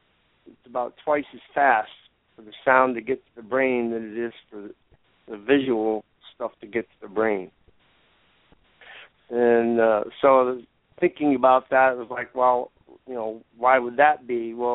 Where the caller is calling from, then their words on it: Ithaca, New York, United States; from Ithaca.